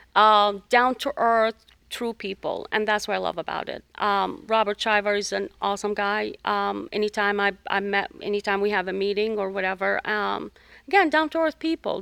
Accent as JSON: {"language": "English", "country": "Jordan", "moved": "as an adult", "lives_now": "United States", "said": "I'm originally from the Middle East, from Jordan"}